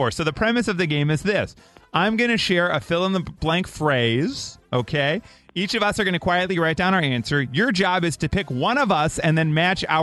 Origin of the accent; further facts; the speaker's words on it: Mount Prospect, Illinois, United States; I grew up in Mount Prospect, uh, right near like uh, Lundquist in '83.